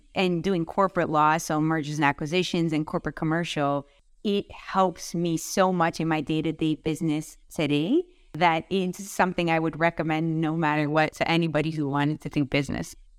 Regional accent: Vaughan, Ontario, Canada; I grew up in Vaughan.

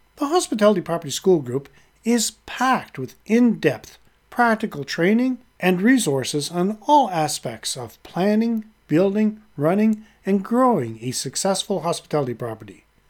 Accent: Halifax, Nova Scotia, Canada; my hometown, Halifax, Nova Scotia, Canada

